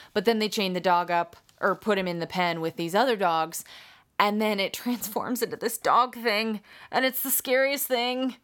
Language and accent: English; United States; I'm American